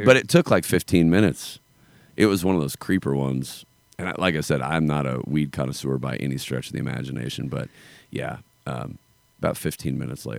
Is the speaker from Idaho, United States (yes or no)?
yes; North Idaho, United States; I'm a hillbilly. I grew up in North Idaho.